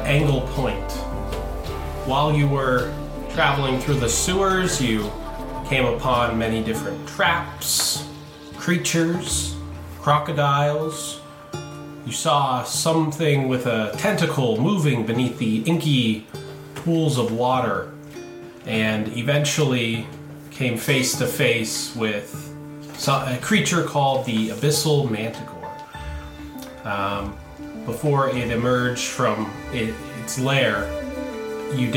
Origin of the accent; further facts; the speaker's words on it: Canada; also born or lived in Ontario; we are Canadian